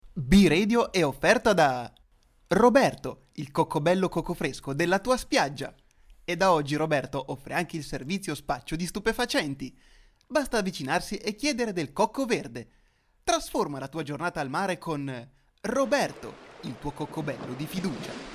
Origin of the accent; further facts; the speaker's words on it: Rodello, Piedmont, Italy; nel mio paese, a Rodello